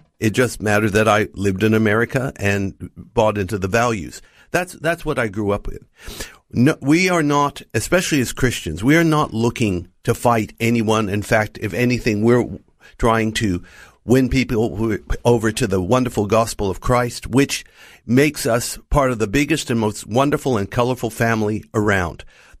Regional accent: United States; moved away as an adult; now in Australia; Well, Noel, I grew up in the United States and came to Australia as a young married man and father. And so I grew up as a minority too.

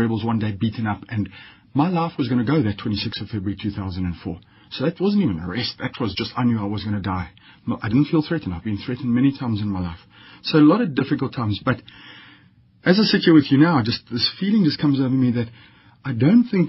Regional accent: Richards Bay, KwaZulu-Natal, South Africa; I grew up in Richards Bay in Zululand on the North Coast

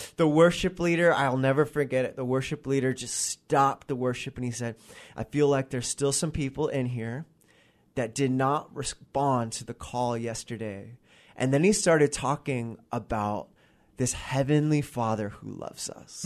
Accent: Gig Harbor, Washington, United States; I grew up in Gig Harbor, Washington, so I, I'm a, I'm a resident of the Pacific Northwest. I've been here pretty much my, my entire

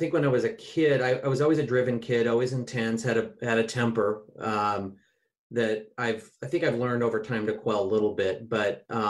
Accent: Olympic Peninsula, Washington, United States; also born or lived in Port Townsend, Washington / Oak Harbor, Washington / Kirkland, Washington / Lake Forest Park, Washington; I grew up largely on the Olympic Peninsula. You know, I moved around to places like Port Townsend and Oak Harbor.

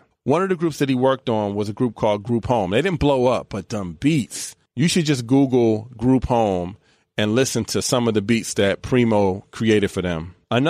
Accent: East Coast, United States; I grew up on the East Coast.

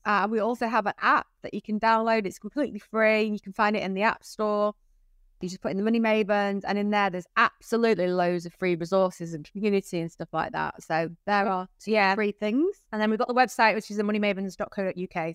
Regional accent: United States; now in United Kingdom; I'm American. People are always shocked by that. I'm not English.

